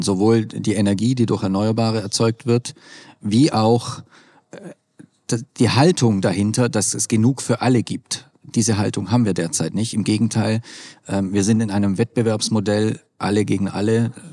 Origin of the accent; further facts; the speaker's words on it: Swabia, Germany; Ich komme aus dem Schwäbischen